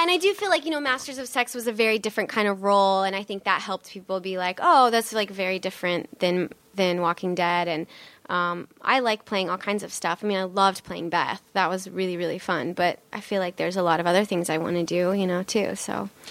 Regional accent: North Bend, Nebraska, United States; moved away as an adult; also born or lived in Wayne, Nebraska / New York City; I grew up in Nebraska.

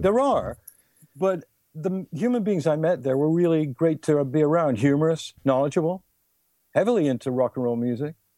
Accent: England, United Kingdom; I was born in England

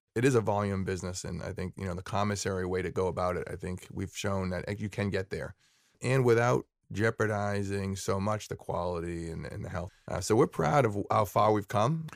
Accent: Sharon, Massachusetts, United States; I grew up in Sharon

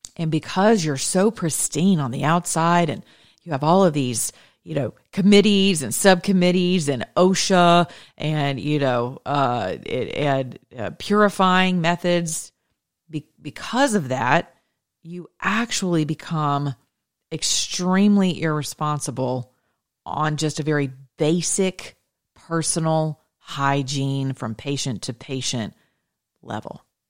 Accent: United States; we're Americans

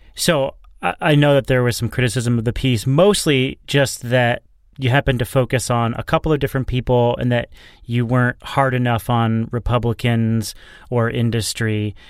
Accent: New Hampshire, United States; New Hampshire governor, my home state

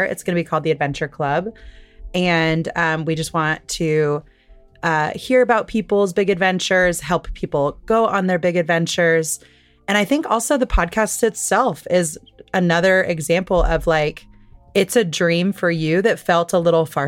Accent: Midwest, United States; living in a place where we grew up in the Midwest

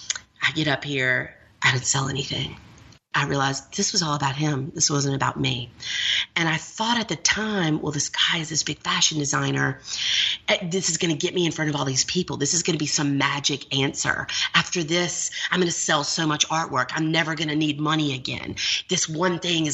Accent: Montgomery, Alabama, United States; I was raised in the South. I was raised in Montgomery, Alabama

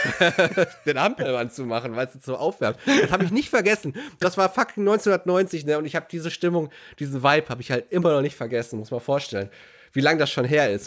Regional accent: Herten, North Rhine-Westphalia, Germany; unsere Schulgemeinschaft in Herten hatte ein eigenes Schulschwimmbad gehabt

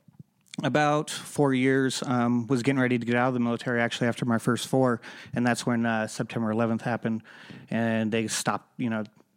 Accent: Southern California, United States; I grew up in Southern California

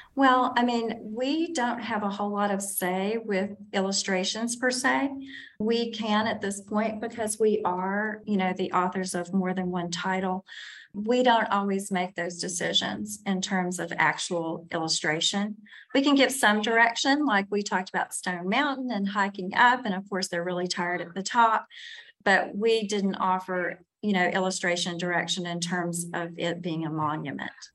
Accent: South Louisiana, United States; I'm from South Louisiana

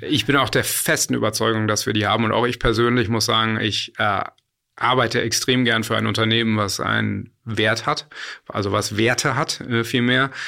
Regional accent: Berlin, Germany; also born or lived in United States; ich bin auch Berliner und wir sitzen ja gerade hier in Berlin.

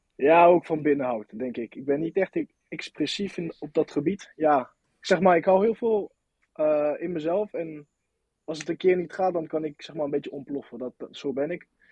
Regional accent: Nantes, Pays de la Loire, France; accent: French; Dutch is a second language; moved away as an adult; now in Volendam, Netherlands; ik kom uit Nant

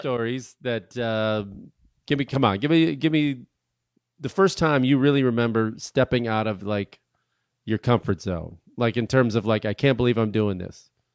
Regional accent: Chicago, Illinois, United States; now in New York, United States; I'm from Chicago

